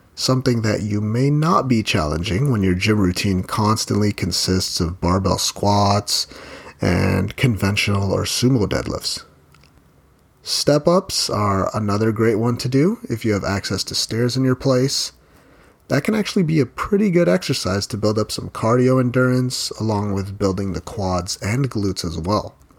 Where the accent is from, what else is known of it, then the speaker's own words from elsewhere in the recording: Philippines; I'm Filipino and that means I grew up eating rice with every meal